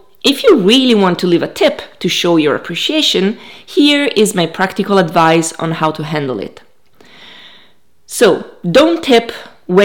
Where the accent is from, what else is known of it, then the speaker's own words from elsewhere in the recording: Italy; now in United States; I'm from Italy